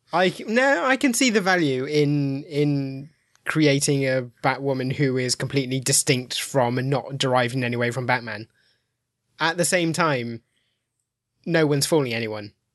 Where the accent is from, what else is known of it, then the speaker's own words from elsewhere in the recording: Midlands, United Kingdom; now in Milton Keynes, United Kingdom; I live in Milton Keynes, but I'm from the Midlands.